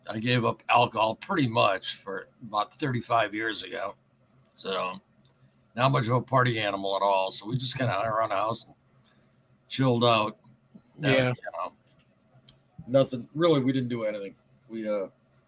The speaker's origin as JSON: {"language": "English", "town": "Flint", "region": "Michigan", "country": "United States", "tie": "born or raised there", "said": "I was born and raised in Flint."}